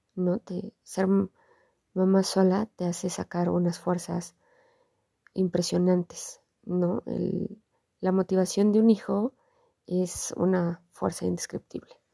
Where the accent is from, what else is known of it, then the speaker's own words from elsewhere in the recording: Mexico; nosotros como mexicanos